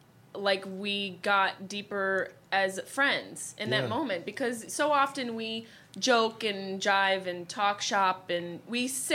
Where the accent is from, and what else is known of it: Syracuse, New York, United States; born or raised there; moved away